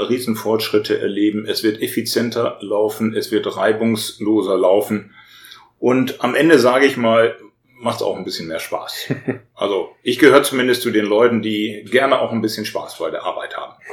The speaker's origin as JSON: {"language": "German", "country": "Germany", "said": "ich als Deutscher"}